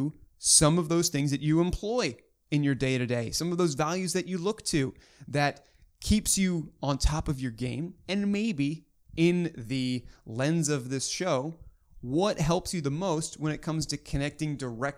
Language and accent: English; Baltimore, Maryland, United States; I'm born and bred there